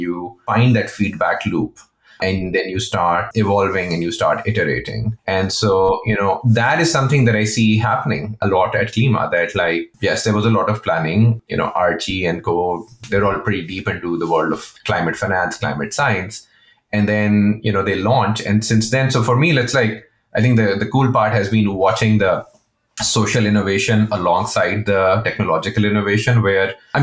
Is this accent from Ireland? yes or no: no; Pakistan; I'm from Pakistan.